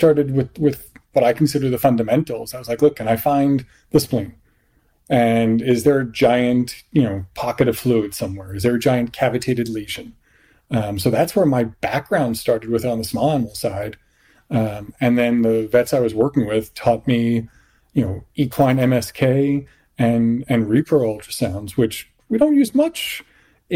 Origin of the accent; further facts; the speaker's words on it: New York City, New York, United States; moved away as an adult; also born or lived in Caribbean; now in Washington, D.C., United States; I grew up in Queens, New York, and actually worked in high school in a small animal practice